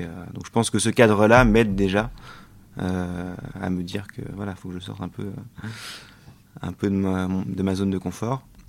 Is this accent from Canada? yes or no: no; France; also born or lived in Australia; moi, en tant que Français